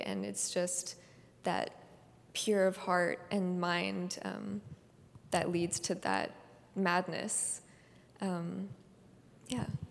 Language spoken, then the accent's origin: English; Palo Alto, California, United States; I was born and raised in the Bay Area. I was born in Palo Alto.